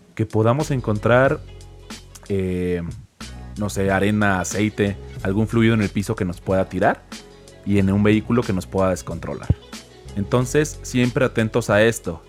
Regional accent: San Luis Potosí, Mexico; soy de San Luis Potosí

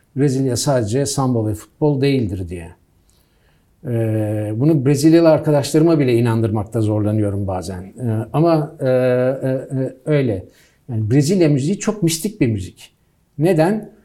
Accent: United States; moved away; ben Amerika'da büyüdüm.

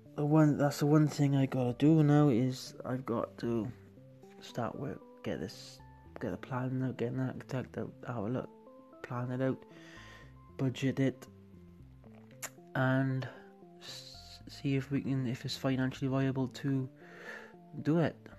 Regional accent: Wales, United Kingdom; I'm from Wales

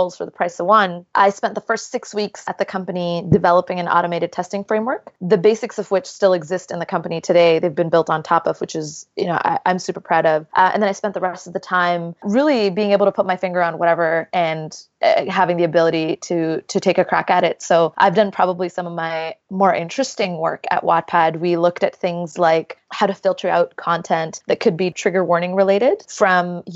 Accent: Jeddah, Makkah Province, Saudi Arabia; moved away as an adult; also born or lived in Toronto; So I grew up in the beautiful city of Jeddah in Saudi Arabia, and I moved to Toronto to go to the University of Toronto's engineering program.

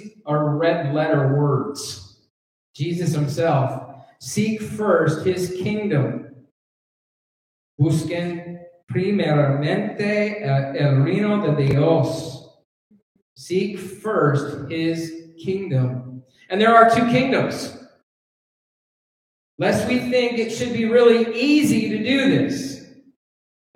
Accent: Canada; now in United States; I'm a Canadian. And I'm a Canadian citizen, actually. I'm a permanent resident of the United States, but I'm a Canadian citizen

